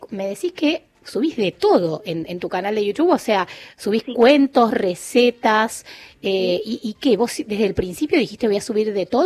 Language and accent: Spanish; Buenos Aires, Argentina; Sí, soy de Flores.